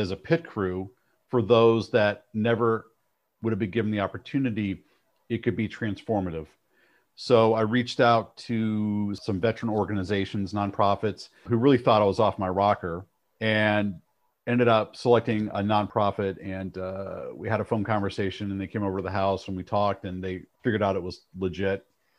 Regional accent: Cleveland, Ohio, United States; Like when I was growing up in Cleveland, Ohio, loved muscle cars, still a big Ford guy.

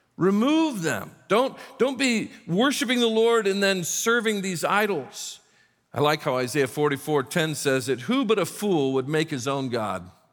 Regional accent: South Bend, Indiana, United States; moved away; we were raised in the South Bend, Indiana, Indiana area

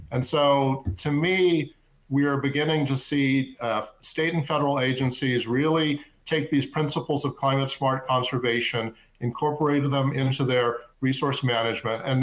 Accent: Southern California, United States; I grew up in Southern California.

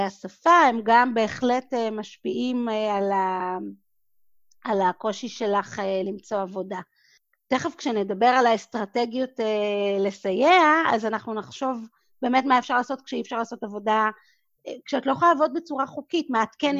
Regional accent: Israel; moved away as an adult; also born or lived in Singapore / New York; אני גדלתי בקיבוץ, בבית ילדים

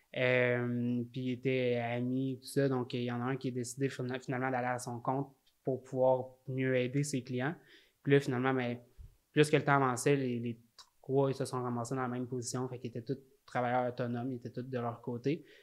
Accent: Salaberry-de-Valleyfield, Quebec, Canada; je viens de Valleyfield

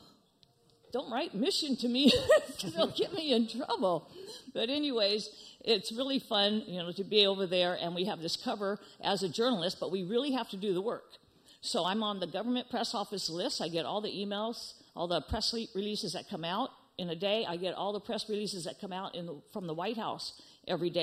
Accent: California, United States; moved away as an adult; also born or lived in Israel / Texas; I was born in California.

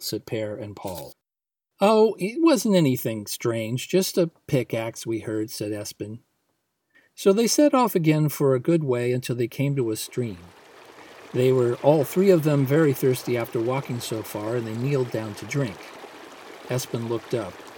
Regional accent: United States

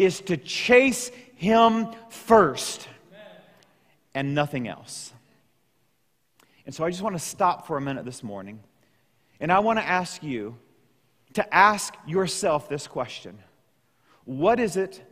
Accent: Southeast Missouri, United States; growing up in Southeast Missouri, where I grew up

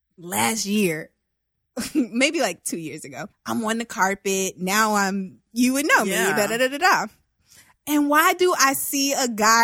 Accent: the South, United States; I'm from the South.

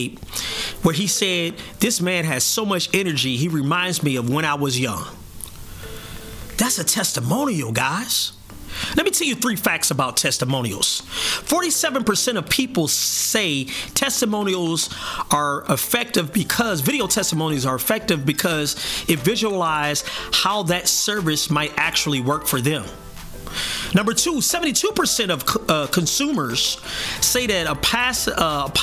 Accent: South Bend, Indiana, United States; my hometown, South Bend, Indiana

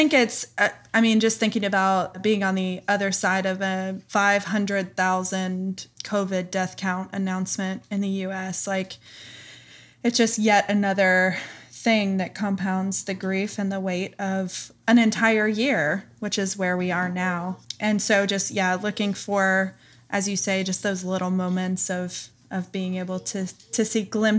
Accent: Tennessee, United States; from Tennessee. Animals hee-haw.

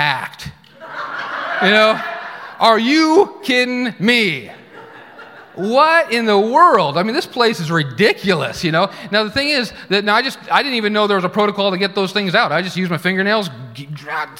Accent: Oregon, United States; moved away as an adult; also born or lived in Tulsa, Oklahoma; I grew up in Oregon

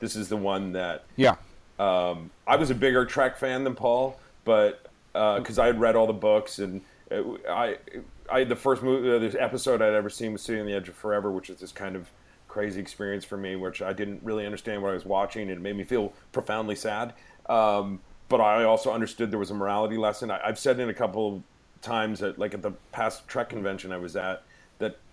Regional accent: Connecticut, United States; we grew up in Connecticut, we'd be on a motorboat

